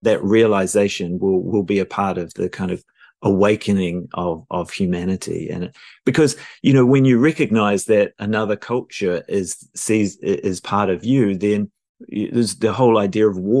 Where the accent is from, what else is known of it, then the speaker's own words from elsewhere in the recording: New Zealand; moved away as an adult; also born or lived in London, United Kingdom; now in Los Angeles, United States; I was born in New Zealand